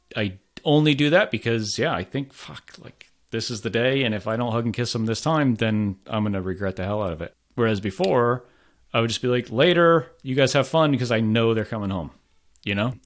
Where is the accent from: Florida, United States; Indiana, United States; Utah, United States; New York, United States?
Florida, United States; moved away as an adult; also born or lived in France; now in Providence, United States; I'm from Florida originally